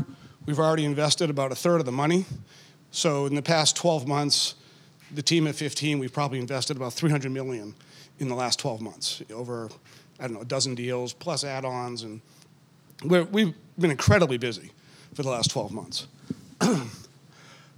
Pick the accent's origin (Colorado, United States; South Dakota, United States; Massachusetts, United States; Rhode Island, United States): Massachusetts, United States; Needham; I grew up in Needham, and, you know, I was going to stay in Boston